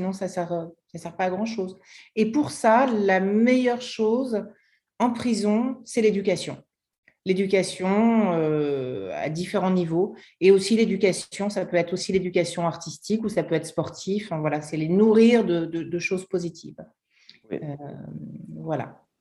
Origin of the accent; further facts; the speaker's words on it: France; moved away as an adult; now in United States; en tant que Française, et nous, on est arrivé en France il y a quatre, aux États-Unis il y a quatre ans